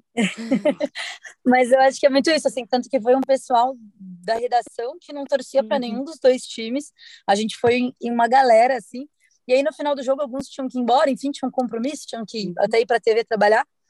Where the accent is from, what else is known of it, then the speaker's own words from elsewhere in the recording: Curitiba, Paraná, Brazil; sou de Curitiba